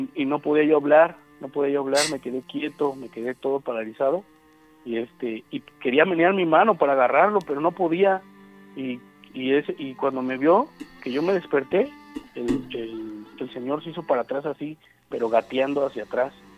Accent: Atoyac, Veracruz, Mexico; moved away; soy de Potronuevo, bueno, soy de Atoyac, pero ahorita estoy en tono nuevo.

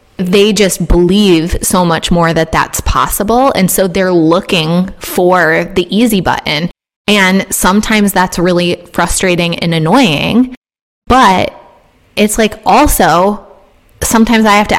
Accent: Midwest, United States; I'm a millennial and I grew up in the Midwest

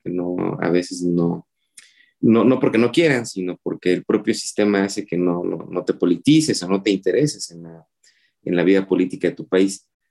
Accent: Oaxaca, Mexico; moved away as an adult; now in Mexico City, Mexico; soy originario de la ciudad de Oaxaca. Mis padres son serranos, mi mamá es mije, mi papá es zapoteco. Eh, yo viví, estudié toda mi vida en la ciudad de Oaxaca

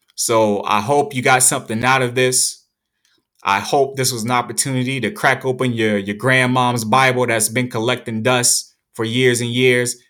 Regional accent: United States; we're American

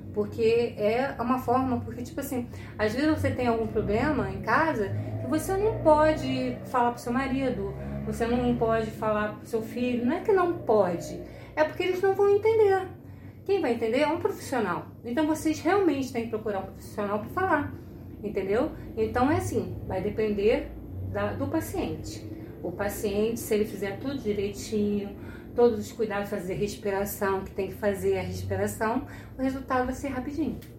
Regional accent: Rio de Janeiro, Brazil; eu sou do Rio de Janeiro

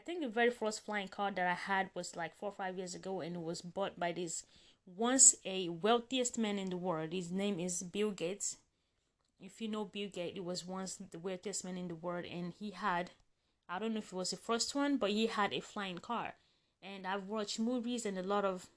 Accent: Nigeria; I grew up in Nigeria

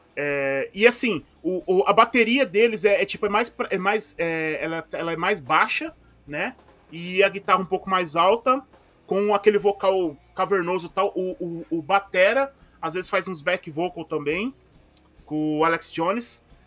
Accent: ABC, São Paulo, Brazil; accent: ABC, dragged R and S; eu sou daqui do ABC e aqui no ABC a gente tem a galera que fala que tem o, o, às vezes o R muito arrastado, o S muito arrastado

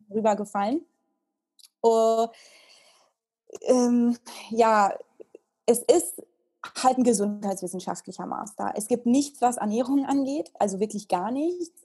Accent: Italy; moved away as an adult; also born or lived in United States; now in Germany; ich bin ja in Italien aufgewachsen

